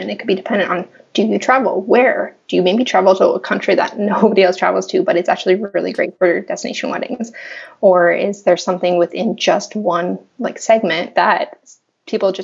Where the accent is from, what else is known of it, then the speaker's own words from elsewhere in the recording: Los Angeles, California, United States; I'm born and raised in Los Angeles